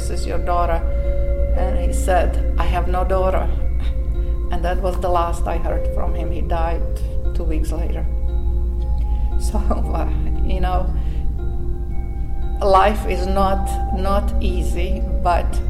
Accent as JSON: {"language": "English", "country": "Slovakia", "also_born_or_lived": "Montreal, Canada", "second_language": "English", "moved": "as an adult", "lives_now": "United States", "said": "from a little Slovak country to come here"}